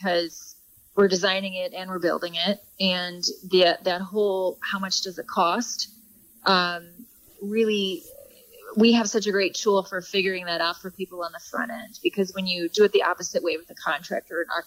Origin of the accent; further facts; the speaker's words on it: Belleville, Illinois, United States; moved away as an adult; also born or lived in St. Louis, Missouri; now in Chicago, United States; I'm actually from St. Louis. I grew up in Belleville